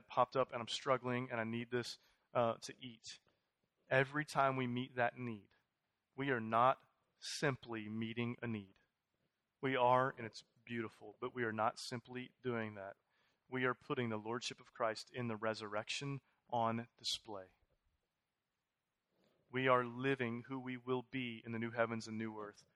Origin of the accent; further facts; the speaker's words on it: Houston, Texas, United States; moved away as an adult; I'm from Houston. We were gone for 8 years. I came in 10 months ago